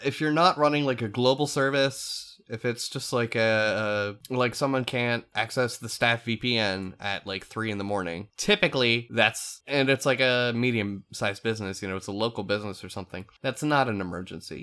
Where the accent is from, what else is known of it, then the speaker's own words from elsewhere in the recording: eastern Pennsylvania, United States; I'm from the East Coast of P A. I'm not from, uh, central P A, where Lancaster is